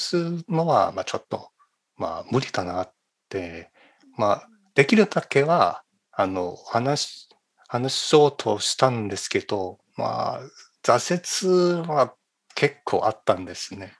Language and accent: Japanese; China; Japanese is a second language; moved away as an adult; now in California, United States; 中国出身